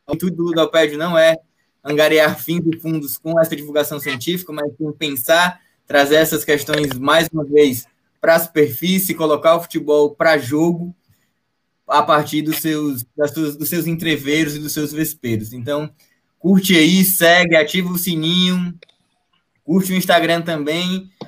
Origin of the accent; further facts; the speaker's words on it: Northeast Region, Brazil; Eu, enquanto nordestino